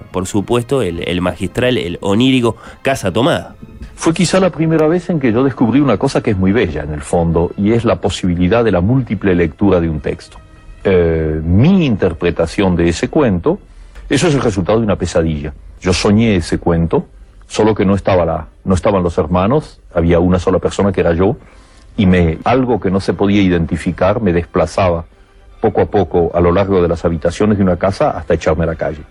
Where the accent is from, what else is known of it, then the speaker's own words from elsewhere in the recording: Argentina; como argentino